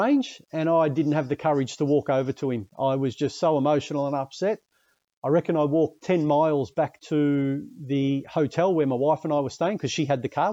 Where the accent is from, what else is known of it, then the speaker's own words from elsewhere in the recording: Australia; I was from Australia